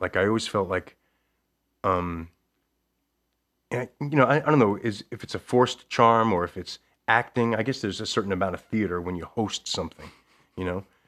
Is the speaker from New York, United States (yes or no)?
yes; Levittown, New York, United States; moved away as an adult; now in Connecticut, United States; I grew up in Levittown, New York